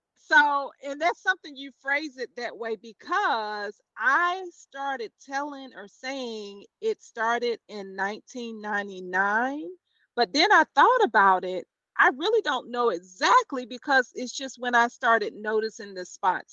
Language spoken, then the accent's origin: English; Chester, South Carolina, United States; now in Charlotte, United States; hometown, Chester, South Carolina